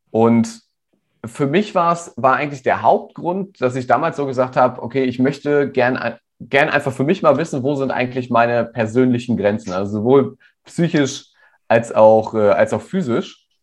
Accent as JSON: {"language": "German", "town": "Rodenberg", "region": "Lower Saxony", "country": "Germany", "tie": "born or raised there", "said": "ja, ich bin hier in Rodenberg in der Nähe von Hannover aufgewachsen."}